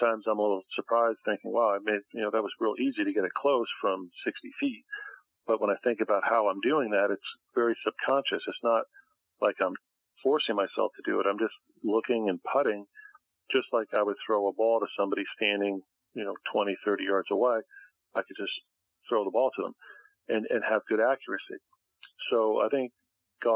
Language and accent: English; Connecticut, United States; now in Boca Raton, United States; my home state of Connecticut